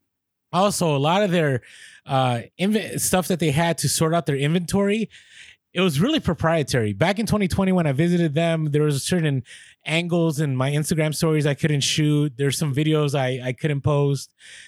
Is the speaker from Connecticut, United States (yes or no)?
no; San Francisco, California, United States; The reason I get it is because I grew up in the Bay Area in San Francisco, and people are just mean out there.